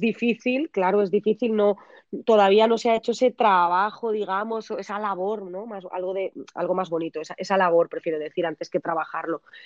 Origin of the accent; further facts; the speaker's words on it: Valencian interior, Valencian Community, Spain; aquí en mi tierra están rodeados de campos de naranjos y mandarinos